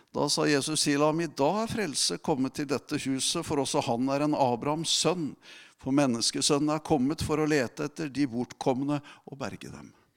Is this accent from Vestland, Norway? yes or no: no; Telemark, Norway; moved away; i Telemark, der jeg kommer ifra